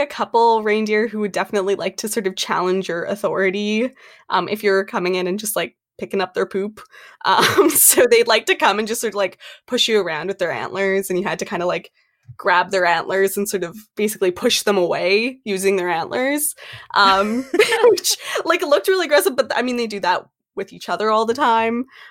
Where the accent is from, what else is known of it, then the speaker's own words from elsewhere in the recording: Canada; also born or lived in Edmonton, Alberta; I am from Canada